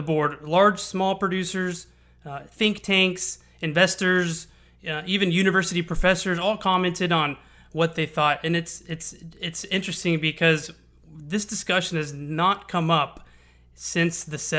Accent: Houston, Texas, United States; I'm born and raised in Houston. I've lived here for 30 years

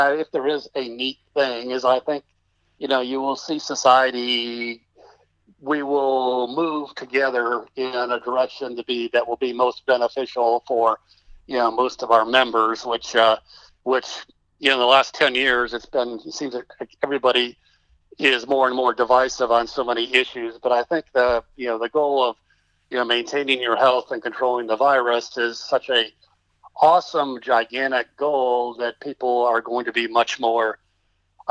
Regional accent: Texas, United States; I'm being a Texan

